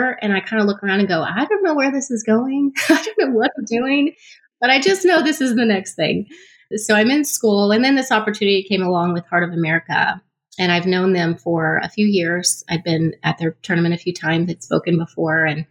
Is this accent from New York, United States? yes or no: no; Texas, United States; moved away as an adult; now in Kansas City, United States; I grew up in Texas